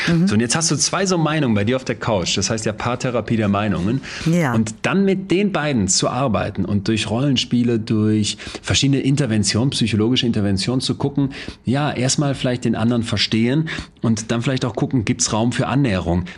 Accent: Solingen, North Rhine-Westphalia, Germany; now in Münster, Germany; damals in Solingen, wo ich herkomme, dann in Münster so Studiepartys

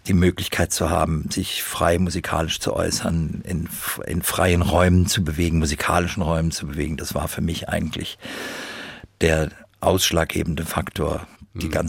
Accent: Frankfurt, Hesse, Germany; ich bin halt eben Frankfurter und ich bin hier groß geworden.

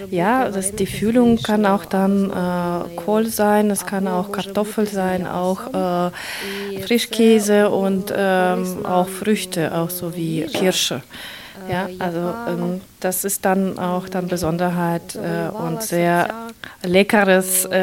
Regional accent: Kharkiv, Kharkiv Oblast, Ukraine; German is a second language; moved away as an adult; now in Germany; denn wir kommen aus Kharkiv äh, und äh, an der Grenze 20 Kilometer von Russland.

